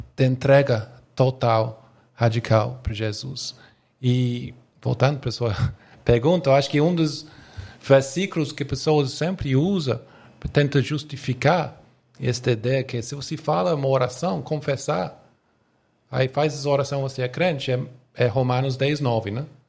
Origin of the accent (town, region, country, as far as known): England, United Kingdom; Portuguese is a second language; moved away as an adult; now in Brazil